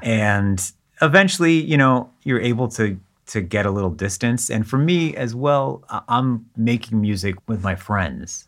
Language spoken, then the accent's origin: English; Southern California, United States; moved away as an adult; also born or lived in Israel / Boston area; now in Boston, United States; We moved from Israel to Southern California, which is where I grew up mm. and spent the first 18 years of my life